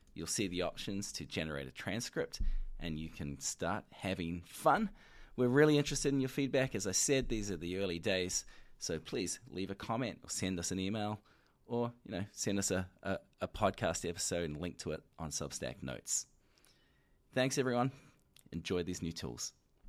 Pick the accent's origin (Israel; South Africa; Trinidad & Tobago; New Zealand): New Zealand; accent: New Zealand; my New Zealand accent